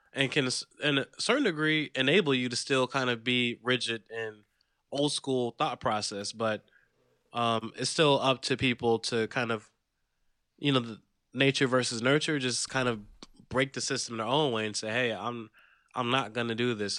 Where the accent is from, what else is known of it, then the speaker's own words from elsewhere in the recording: the South, United States; growing up in the South